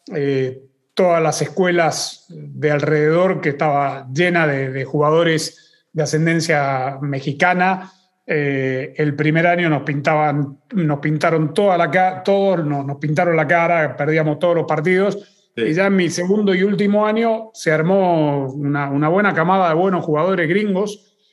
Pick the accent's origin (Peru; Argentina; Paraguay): Argentina; yo crecí en Argentina